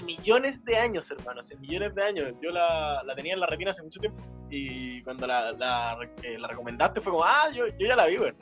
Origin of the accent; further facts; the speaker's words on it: Viña del Mar, Valparaíso, Chile; nosotros somos de Viña en general